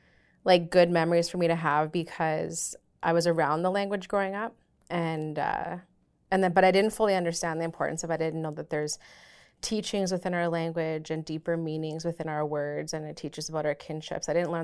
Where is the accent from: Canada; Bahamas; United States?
Canada; Swan Lake First Nation, Manitoba; I'm from Swan Lake First Nation.